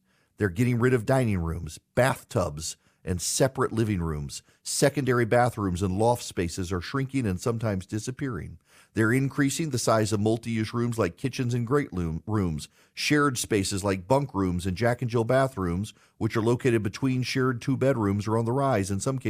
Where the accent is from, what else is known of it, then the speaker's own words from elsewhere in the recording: Dubai, United Arab Emirates; also born or lived in Louisiana, United States; Like I grew up in Dubai, but we would come home in the summer, and I was born in South Louisiana in plantation country